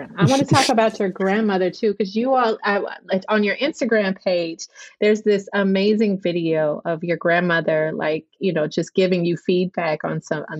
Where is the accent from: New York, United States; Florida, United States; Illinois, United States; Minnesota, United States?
Illinois, United States; Chicago; also born or lived in Guadalajara, Mexico / Guanajuato, Mexico / Cuba; now in New Orleans, United States; I lived in Cuba for a little bit, you know, and I grew up in Chicago around Puerto Rican. So, you know, it means that Latino heritage means a lot to me.